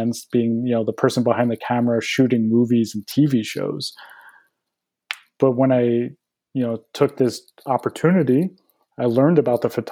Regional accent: New Jersey, United States; moved away as an adult; also born or lived in Boston / California; I grew up in Jersey, went to school in Boston

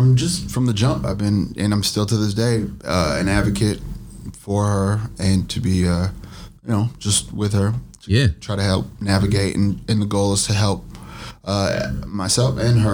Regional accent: Minneapolis, Minnesota, United States; also born or lived in Eritrea; we came here when I was 3 years old, so about like 1985 or 86.

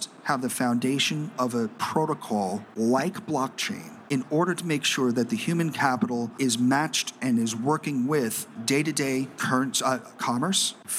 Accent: New York City, New York, United States; moved away; also born or lived in Shanghai, China; I was born and bred in New York City

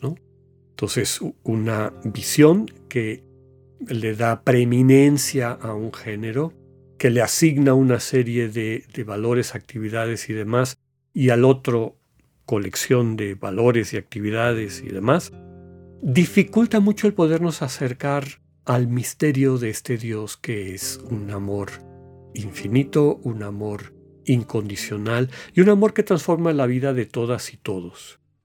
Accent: Mexico; nosotros como pueblo mexicano

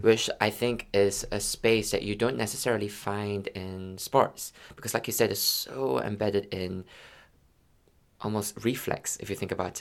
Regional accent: Malaysia; moved away; also born or lived in London; I'm from Malaysia

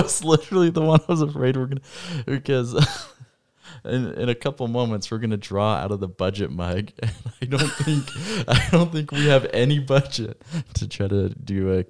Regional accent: Rexburg, Idaho, United States; As I said earlier, I was born and raised right here in Rexburg, Idaho, which is actually where we're hosting the podcast.

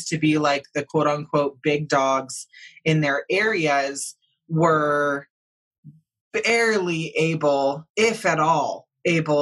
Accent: United States; also born or lived in Santa Cruz, California; I was raised all in and around, the Emerald Triangle, Southern Oregon, like, Williams, Oregon

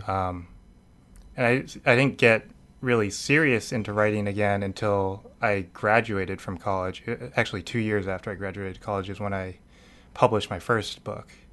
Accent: Needham, Massachusetts, United States; I am from Massachusetts. I'm, I was born in, uh, suburbs of Boston

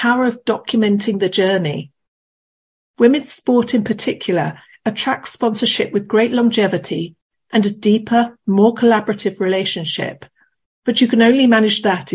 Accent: United Kingdom; as a Brit

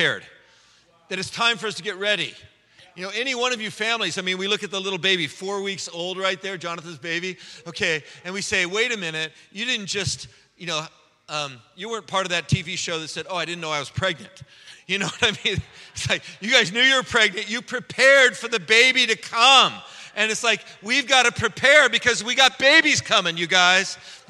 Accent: San Francisco, California, United States; I was raised in San Francisco by hippie parents.

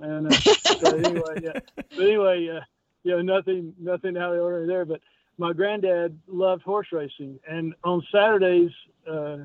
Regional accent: North Texas, United States; I grew up in Texas

